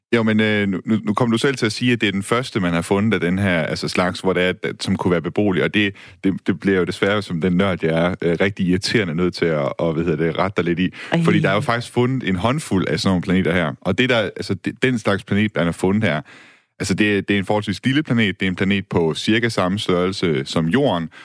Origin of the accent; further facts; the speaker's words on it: Denmark; som dansker